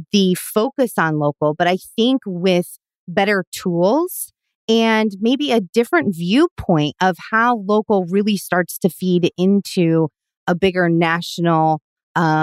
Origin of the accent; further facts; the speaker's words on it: Omaha, Nebraska, United States; I'm from Omaha, Nebraska